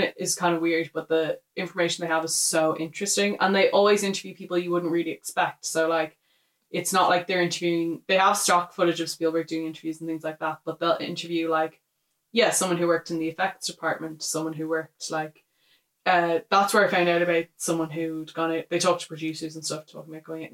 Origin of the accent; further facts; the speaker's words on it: Ireland; us being Irish